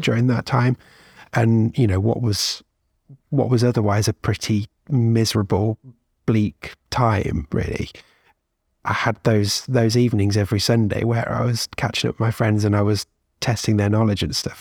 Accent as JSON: {"language": "English", "country": "United Kingdom", "said": "as a Brit"}